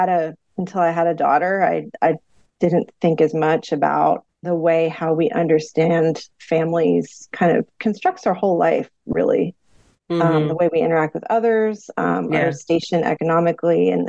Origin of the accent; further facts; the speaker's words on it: central Pennsylvania, United States; moved away as an adult; also born or lived in New York City / Oregon / Florida / Arkansas; now in Tennessee, United States; I'm from Pennsylvania originally. I grew up in Pennsylvania, in the center part of Pennsylvania, so not the city, rural part.